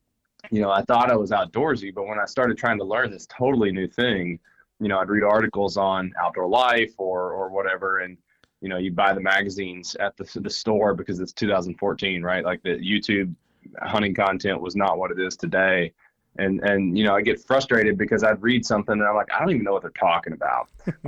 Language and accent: English; Kentucky, United States; I was born in Harlan County, grew up in Appalachia, and love Appalachia. Still going back. I got family there.